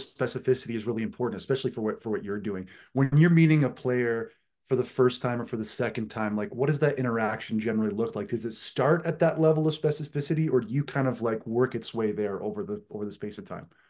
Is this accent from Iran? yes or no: no; East Coast of Canada, Atlantic Canada, Canada; I am from the East Coast of Canada, which for all you, uh, Americans listening, if you go to Maine and keep going east, uh, that's where I live.